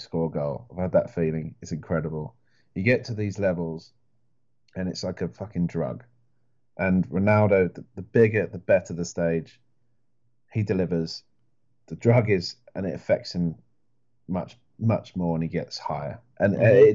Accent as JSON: {"language": "English", "area": "Welsh", "region": "Wales", "country": "United Kingdom", "said": "I'm mostly Welsh"}